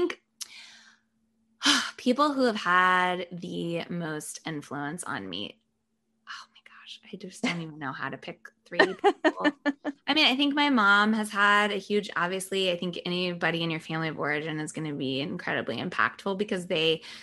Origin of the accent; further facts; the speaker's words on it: the South, United States; I was born in the South. My family's all from the South